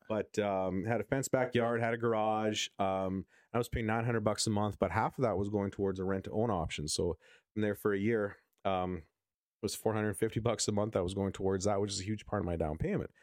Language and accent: English; Winkler, Manitoba, Canada; I'm from Winkler